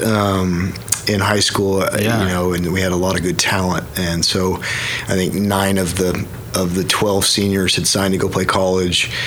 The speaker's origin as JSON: {"language": "English", "town": "Yukon", "region": "Oklahoma", "country": "United States", "tie": "born or raised there", "said": "born and raised uh, Yukon, Oklahoma it was my home for forever"}